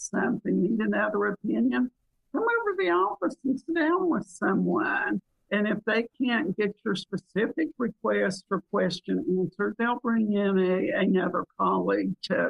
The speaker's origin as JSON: {"language": "English", "area": "the South", "region": "Southern United States", "country": "United States", "accent": "Southern", "said": "English is my second language. Southern is my first. And this Southern accent has gotten me very far in business. I can make it as deep and thick as you want."}